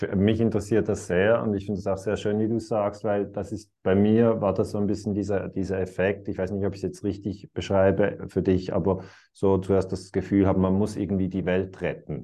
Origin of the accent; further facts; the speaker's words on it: Switzerland; für mich als Schweizer